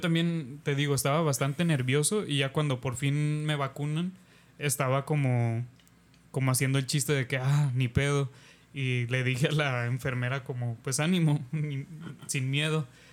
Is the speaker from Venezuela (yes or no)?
no; Mexico; nos está sofocando como mexicanos y como país y como sociedad